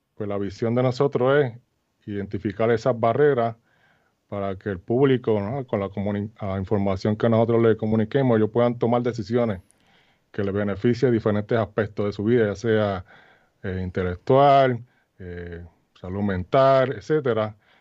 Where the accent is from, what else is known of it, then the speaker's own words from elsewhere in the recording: Arroyo, Puerto Rico; moved away as an adult; now in United States; yo soy natural de Arroyo